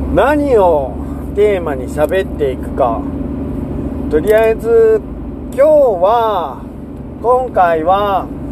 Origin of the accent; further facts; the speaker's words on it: Seto Inland Sea coast, Japan; moved away as an adult; also born or lived in Shikoku / Kansai; now in Shimane, Japan; 瀬戸内海沿岸で生まれ育って